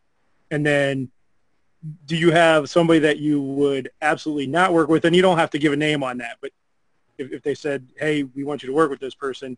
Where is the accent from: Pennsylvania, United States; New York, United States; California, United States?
Pennsylvania, United States; I'm from Pennsylvania.